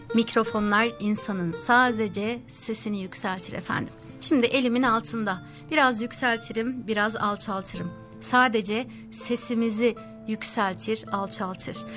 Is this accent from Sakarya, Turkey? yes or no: yes; Sakarya, Turkey; now in Sydney, Australia; kendi memleketimde Sakarya'da